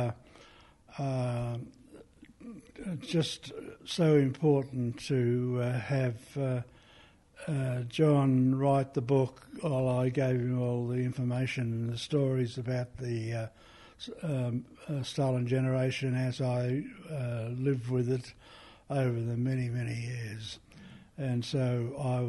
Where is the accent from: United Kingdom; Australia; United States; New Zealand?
Australia; Eastern Arrernte, Artunga, east of Alice Springs, Northern Territory; I'm from the East Aranda group from Altunga, east of Alice Springs.